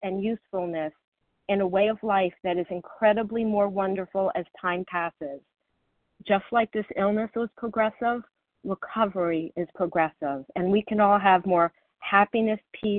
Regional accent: Florida, United States; I grew up in Florida where there are tons of hurricanes

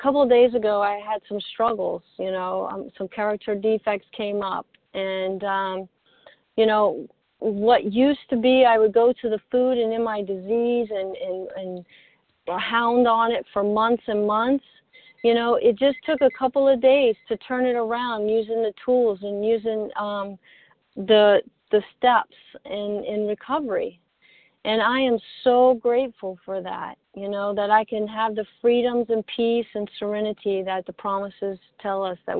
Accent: Mississippi, United States; accent: long drawl; I'm from Mississippi, so we have that long drawl accent

